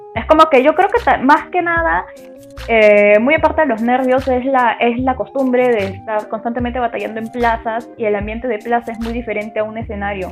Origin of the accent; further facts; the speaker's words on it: Peru; soy de Perú y tengo 24 años